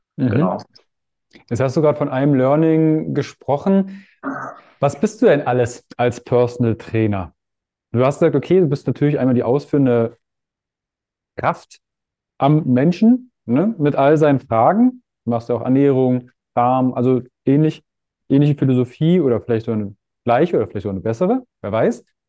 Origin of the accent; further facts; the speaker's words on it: Fürstenwalde, Brandenburg, Germany; Ich komme aus Fürstenwalde, Frankfurt Oder, das ist ein Katzensprung.